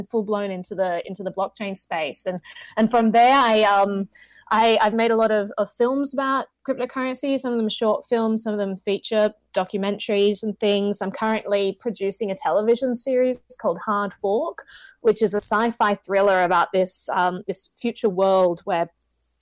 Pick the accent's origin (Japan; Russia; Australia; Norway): Australia; moved away as an adult; now in United States; I'm from Australia originally.